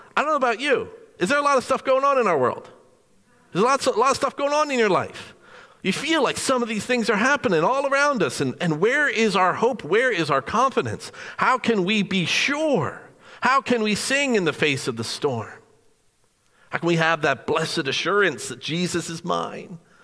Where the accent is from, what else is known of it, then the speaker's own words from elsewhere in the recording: New Jersey, United States; Being born and raised in New Jersey